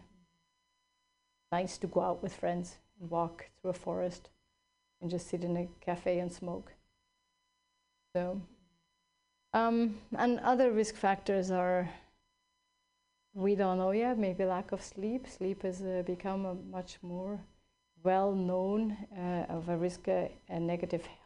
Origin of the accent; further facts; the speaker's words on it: Switzerland; now in California, United States; I grew up in Switzerland